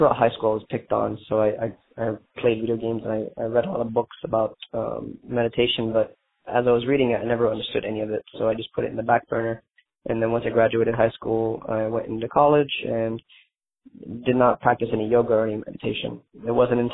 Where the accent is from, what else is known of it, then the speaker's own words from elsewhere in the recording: Hollywood, Florida, United States; I'm from Hollywood, Florida